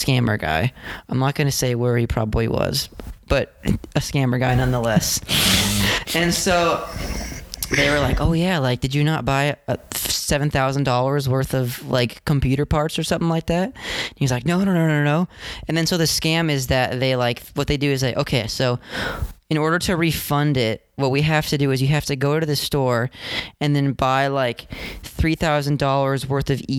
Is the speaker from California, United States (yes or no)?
yes; Orange, California, United States; now in Seattle, United States; I'm from also Orange County, California. Born in the city of Orange, right by Chapman University